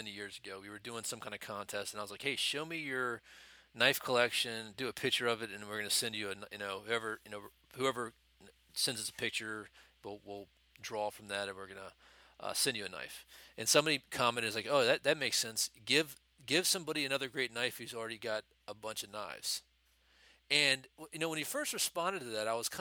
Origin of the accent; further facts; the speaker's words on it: United States; as an American, there's a culture of materialism